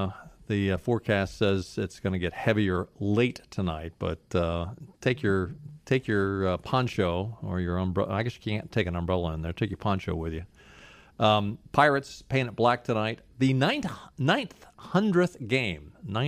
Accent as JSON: {"language": "English", "region": "Maryland", "country": "United States", "tie": "born or raised there", "said": "That wasn't too far from where we grew up in Maryland, just over the line."}